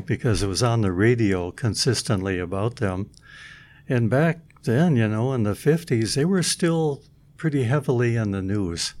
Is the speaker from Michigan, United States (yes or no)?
yes; Midland, Michigan, United States; moved away; I'm from Midland, Michigan